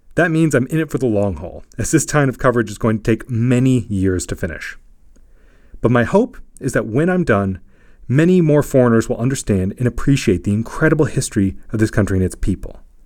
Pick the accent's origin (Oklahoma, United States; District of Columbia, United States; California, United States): District of Columbia, United States; Washington; moved away as an adult; also born or lived in Virginia; now in Bulgaria; all over Virginia and Washington, D C, where I grew up.